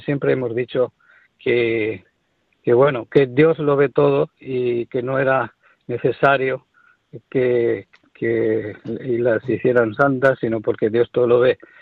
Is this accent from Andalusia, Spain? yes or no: no; Valencian Community, Spain; vengo de Valencia, de familia de mártires